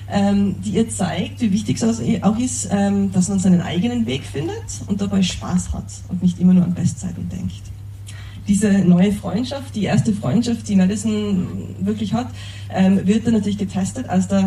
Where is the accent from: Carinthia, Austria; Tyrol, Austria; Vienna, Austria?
Tyrol, Austria; Ich bin in den Bergen in Tirol aufgewachsen